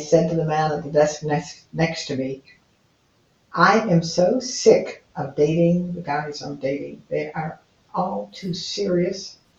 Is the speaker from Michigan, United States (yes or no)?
yes; Detroit, Michigan, United States; born there; Well, I was born in Detroit, Michigan